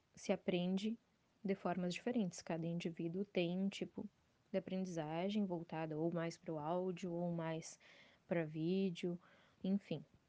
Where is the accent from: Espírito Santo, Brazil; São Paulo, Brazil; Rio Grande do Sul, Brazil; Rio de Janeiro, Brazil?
Rio Grande do Sul, Brazil; Dom Pedrito; eu sou natural de Dom Pedrito, Rio Grande do Sul